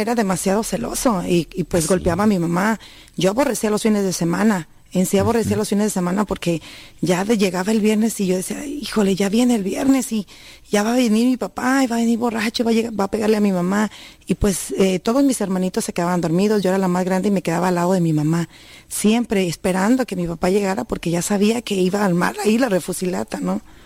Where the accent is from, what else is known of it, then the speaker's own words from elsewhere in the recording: Sierra de Jalisco, Mexico; moved away; yo vengo de la Sierra de Jalisco